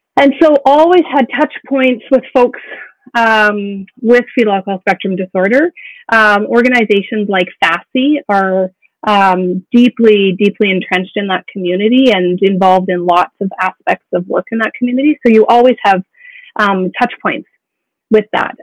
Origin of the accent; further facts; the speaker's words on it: Alberta, Canada; moved away as an adult; also born or lived in Yukon; born and raised in Alberta